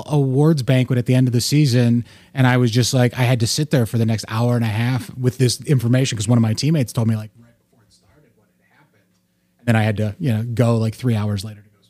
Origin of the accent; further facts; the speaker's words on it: Dayton, Ohio, United States; moved away as an adult; also born or lived in New Jersey / Springboro, Ohio / Baltimore / Pittsburgh; now in Cincinnati, United States; I growing up in Dayton